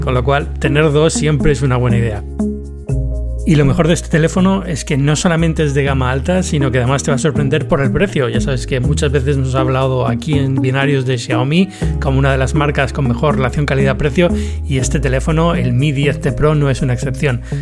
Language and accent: Spanish; Spain; now in Atlanta, United States; vuelvo, vuelvo a España